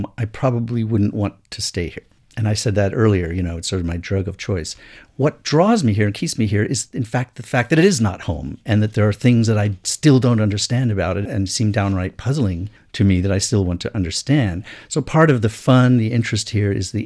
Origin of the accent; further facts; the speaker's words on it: United States; moved away as an adult; now in China; I grew up in Western culture and in American culture